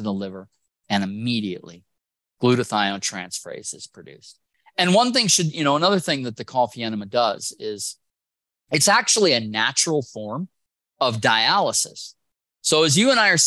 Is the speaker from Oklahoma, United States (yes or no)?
no; Wisconsin, United States; I'm from Wisconsin